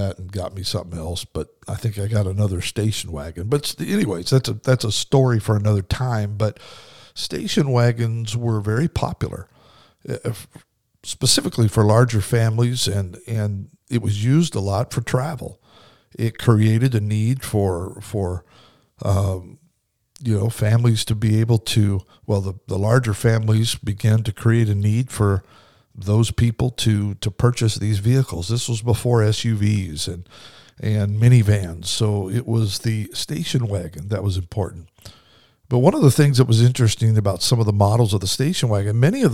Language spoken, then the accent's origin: English; Kimberly, Idaho, United States; little town I grew up in Kimberly, Idaho, had a volunteer fire department.